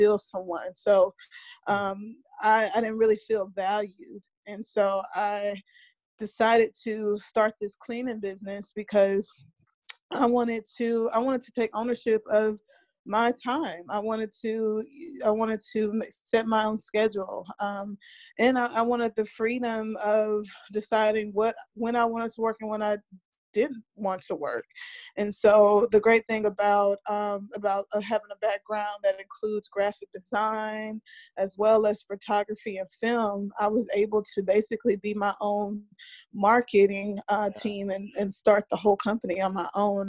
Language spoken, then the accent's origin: English; Mobile, Alabama, United States; moved away as an adult; now in Los Angeles, United States; I am originally from Mobile, Alabama, and now I currently reside in Los Angeles, California.